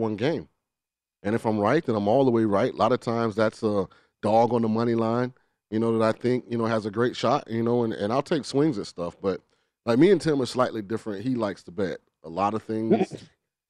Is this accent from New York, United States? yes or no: no; Florida, United States; I'm from Florida